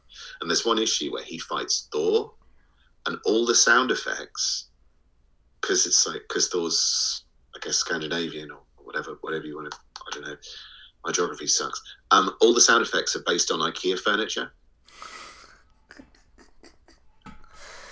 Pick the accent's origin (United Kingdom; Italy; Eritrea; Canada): United Kingdom; England; As an English person